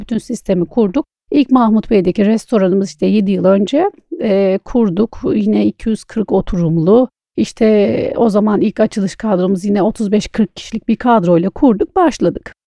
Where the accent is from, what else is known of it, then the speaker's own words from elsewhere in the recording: Istanbul, Turkey; also born or lived in Antalya; ben e, İstanbul e, doğma büyüme İstanbulluyum